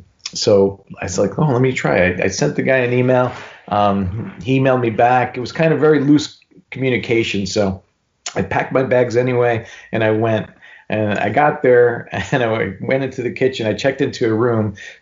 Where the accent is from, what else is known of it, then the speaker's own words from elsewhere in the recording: New York City, New York, United States; I was a cook from New York City and I was here